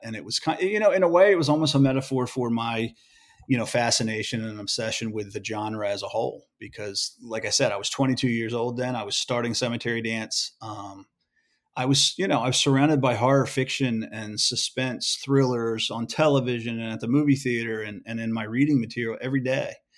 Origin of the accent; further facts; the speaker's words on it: Edgewood, Maryland, United States; moved away as an adult; I grew up in, uh, in a small working class town called Edgewood, Maryland.